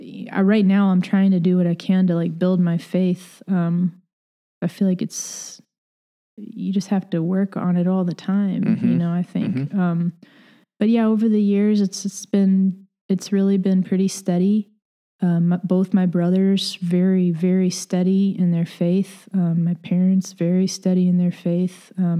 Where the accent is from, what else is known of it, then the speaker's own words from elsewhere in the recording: Batavia, New York, United States; also born or lived in Los Angeles, United States; So I grew up in Batavia. My dad works for the state, and he has for most of my life. Like, before that, my parents were both teachers in Southern California in the L.A. area, and I was there with them early in life